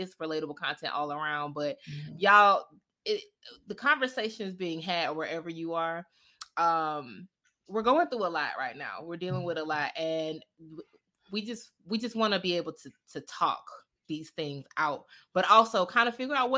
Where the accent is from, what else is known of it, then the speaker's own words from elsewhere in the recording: Jacksonville, Florida, United States; I am from Jacksonville, Florida.